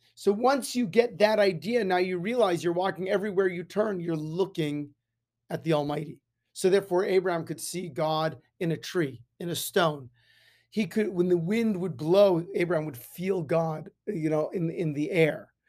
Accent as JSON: {"language": "English", "town": "Las Vegas", "region": "Nevada", "country": "United States", "tie": "born or raised there", "said": "growing up in Las Vegas, the sun is very powerful"}